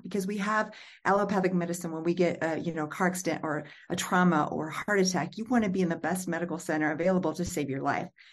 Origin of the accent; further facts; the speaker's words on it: Illinois, United States; moved away; my hometown of Pure Missouri, Illinois